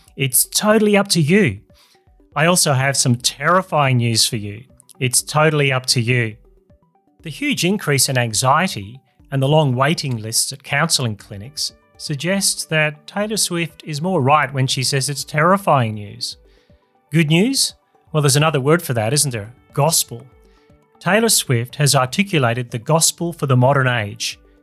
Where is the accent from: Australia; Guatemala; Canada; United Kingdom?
Australia; Here in my home country of Australia